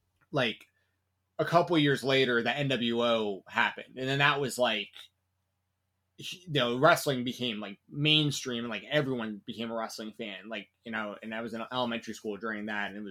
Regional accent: Atlanta, Georgia, United States; I grew up in Atlanta, Georgia

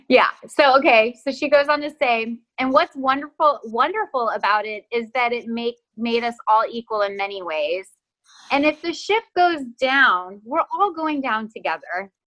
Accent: Texas, United States; accent: Texas; i'm from texas and when my family and i get on the phone my texas accent like gets cranked up

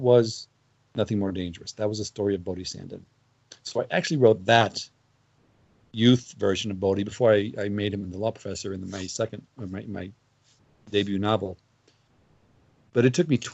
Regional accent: Missouri, United States; I grew up in Missouri in the 1970s

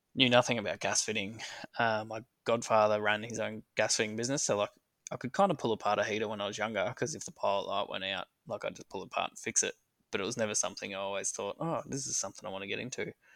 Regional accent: Wangaratta, Victoria, Australia; I was born and raised in Wangaratta in northeast Victoria.

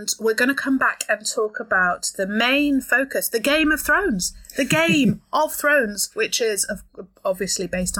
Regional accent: Yorkshire and the Humber, United Kingdom; I'm from Yorkshire

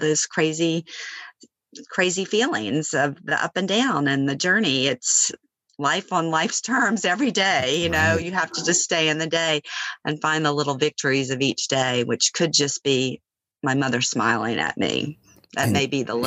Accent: Baton Rouge, Louisiana, United States; moved away as an adult; also born or lived in Los Angeles; I left my hometown of Baton Rouge when I graduated from LSU 36 years before

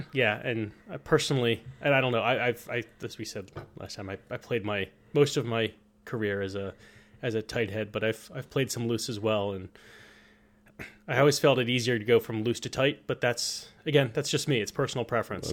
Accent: United States; we're American

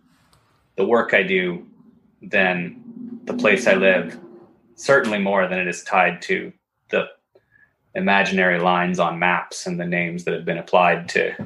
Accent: Northern Ontario, Canada; now in Quebec, Canada; I grew up in part of Northern Ontario that's very forested

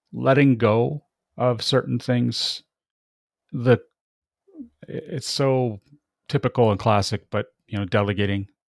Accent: Canada; I'm very Canadian

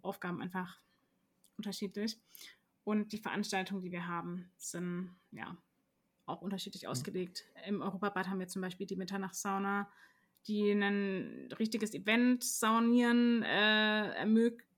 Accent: Karlsruhe, Baden-Württemberg, Germany; ich bin auch Karlsruherin durch und durch, äh, aufgewachsen in Karlsruhe, in Karlsruhe studiert

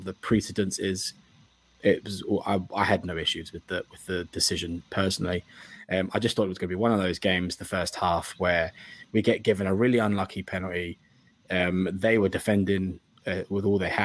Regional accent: England, United Kingdom; being English

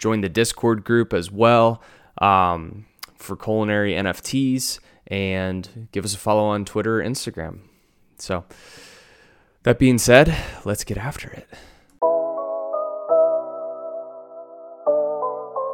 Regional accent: St. Louis, Missouri, United States; I'm from St. Louis

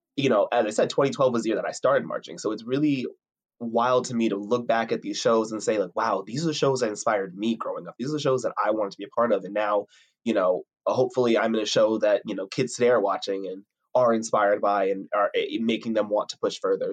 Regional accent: Piscataway, New Jersey, United States; I'm from Piscataway, New Jersey.

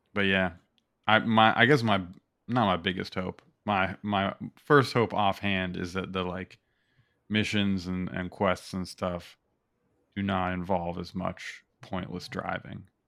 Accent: United States; we're all American

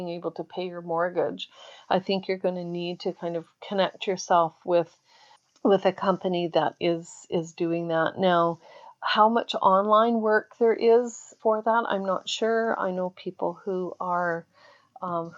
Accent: Canada; I'm Canadian

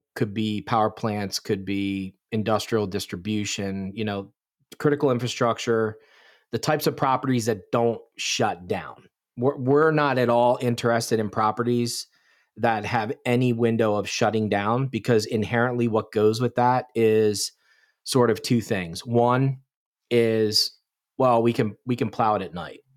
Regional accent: Bucks County, Pennsylvania, United States; I'm born and raised, was born and raised in Bucks County, Pennsylvania, which is just south of the valley, very rural area

